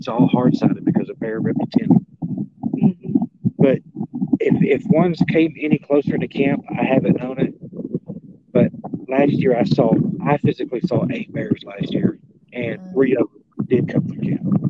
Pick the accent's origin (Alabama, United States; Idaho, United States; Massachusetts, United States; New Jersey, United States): Idaho, United States; also born or lived in Lewiston, Idaho; Then I was raised in the Nez Perce Indian Reservation over in Idaho. We're going to go there. Then over to where I was born in Lewiston.